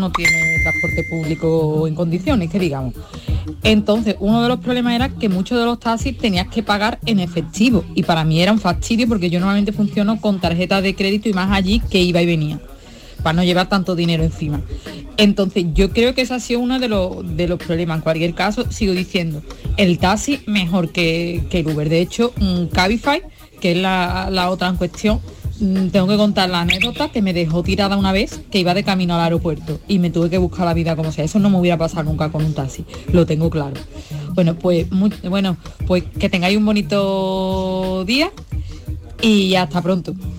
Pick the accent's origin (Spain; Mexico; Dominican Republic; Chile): Spain; Seville, Andalusia; moved away as an adult; also born or lived in Toledo; yo soy de Sevilla